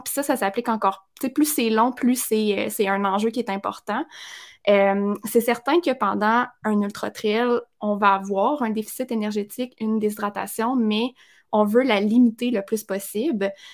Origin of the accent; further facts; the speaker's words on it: Abitibi, Quebec, Canada; je viens de l'Abitibi, je suis loin et je viens non pas juste de l'Abitibi, je viens d'un tout petit village en Abitibi